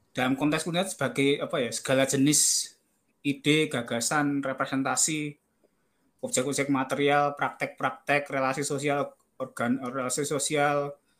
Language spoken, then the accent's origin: Indonesian; Yogyakarta, Special Region of Yogyakarta, Indonesia; saya dari Jogja